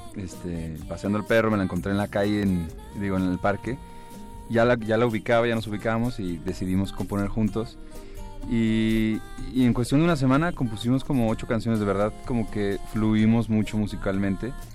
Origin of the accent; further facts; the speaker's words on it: Guadalajara, Jalisco, Mexico; Somos vecinos de Guadalajara, ambos somos de allá